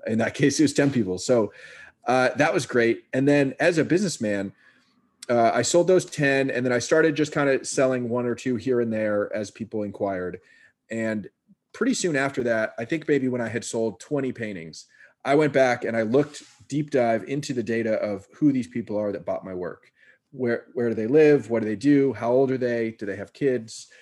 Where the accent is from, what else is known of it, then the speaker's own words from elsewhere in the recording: Marin County, California, United States; also born or lived in San Francisco, California; now in Brooklyn, New York, United States; grew up in Marin County in a very creative household.